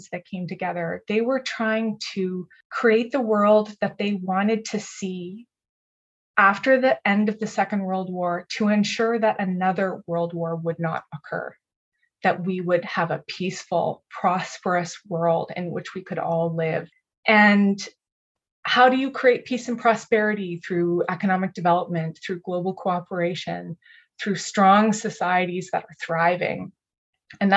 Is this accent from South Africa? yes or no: no; Canada; in Canada, where I'm from